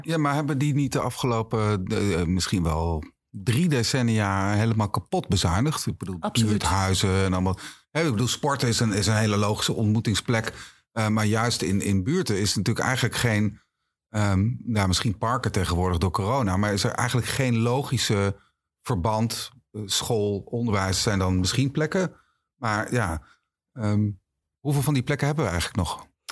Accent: Achterhoek, Gelderland, Netherlands; moved away; ik kom oorspronkelijk uit de Achterhoek

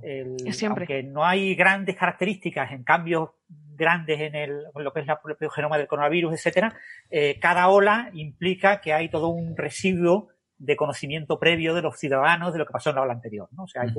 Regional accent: Andalusia, Spain; now in Málaga, Spain; el carácter andaluz, por ejemplo, del sur de España

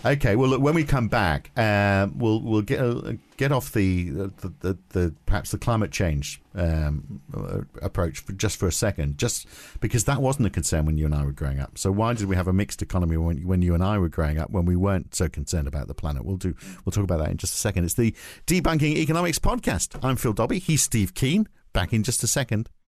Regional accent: United Kingdom; I was growing up in the U K

